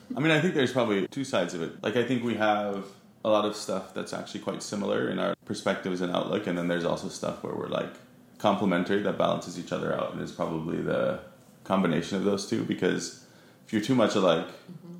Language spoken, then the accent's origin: English; Huntington Beach, California, United States; moved away as an adult; also born or lived in Providence, Rhode Island; now in London, United Kingdom; at a very young age moved to Southern California, mostly grew up in Huntington Beach